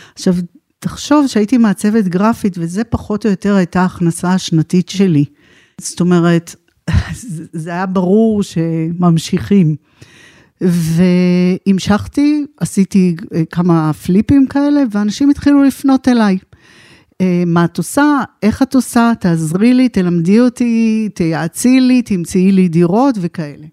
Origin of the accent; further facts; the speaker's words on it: Israel; moved away as an adult; also born or lived in United States / Tel Aviv; now in Pardes Hanna, Israel; אני במקור אה, קיבוצניקית. נולדתי בקיבוץ